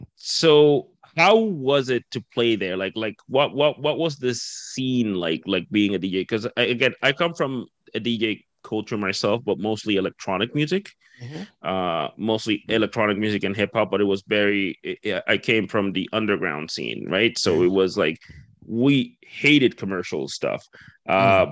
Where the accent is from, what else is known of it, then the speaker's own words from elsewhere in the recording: Dominican Republic; moved away; I'm from the Caribbean myself. I'm from okay. the Dominican Republic originally